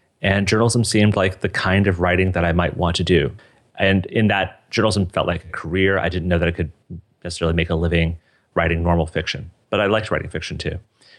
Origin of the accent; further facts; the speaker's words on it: Boulder, Colorado, United States; So I grew up in Boulder, Colorado. I went to Fairview High School, just like you did.